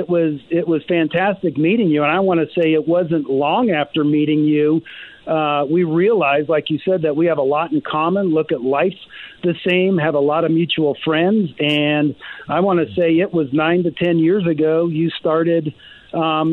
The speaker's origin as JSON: {"language": "English", "region": "Southern California", "country": "United States", "tie": "born or raised there", "moved": "as an adult", "lives_now": "Colorado, United States", "said": "I grew up in Southern California"}